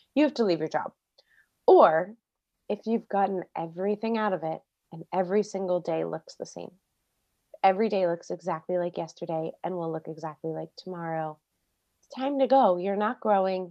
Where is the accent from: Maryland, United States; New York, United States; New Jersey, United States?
Maryland, United States; moved away as an adult; also born or lived in Florida; now in California, United States; I grew up in Maryland outside D C.